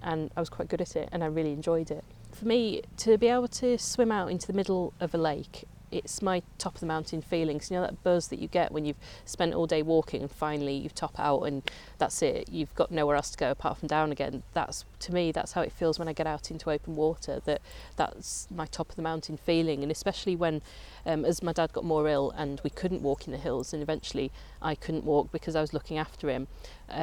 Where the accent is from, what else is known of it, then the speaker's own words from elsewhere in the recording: Coventry, West Midlands, United Kingdom; moved away as an adult; now in Lake District, United Kingdom; Me and my sister, we grew up in Coventry